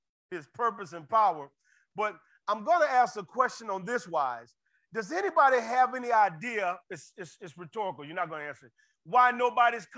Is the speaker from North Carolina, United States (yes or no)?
no; Florida, United States; I'm from Florida